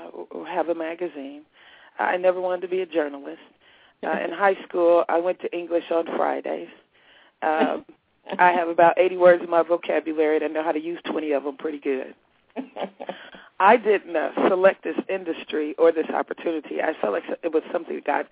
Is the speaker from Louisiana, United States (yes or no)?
no; Indianapolis, Indiana, United States; moved away as an adult; also born or lived in Georgia; I'm from the Midwest, Indianapolis, Indiana, and lived in Georgia for several years and returned back to Indiana